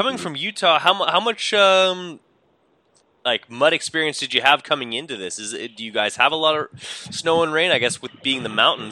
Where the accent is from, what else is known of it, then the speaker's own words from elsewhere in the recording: Winnipeg, Manitoba, Canada; I'm from Winnipeg.